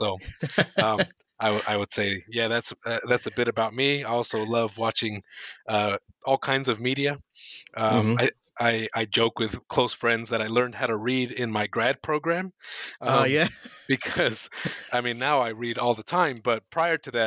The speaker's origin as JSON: {"language": "English", "country": "United States", "tie": "born or raised there", "moved": "as an adult", "lives_now": "New Zealand", "said": "I was born and raised in the US and have been in Aotearoa for the last 8 matariki now"}